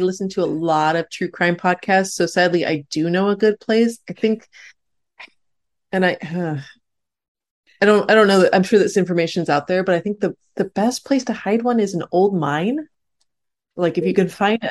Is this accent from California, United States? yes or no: yes; California, United States; I'm very Californian